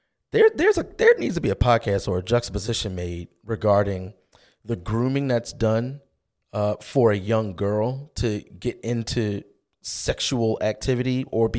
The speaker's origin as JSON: {"language": "English", "town": "Baltimore", "region": "Maryland", "country": "United States", "tie": "born or raised there", "said": "We grew up in Baltimore City, too. West Side, Liberty Heights and Garrison"}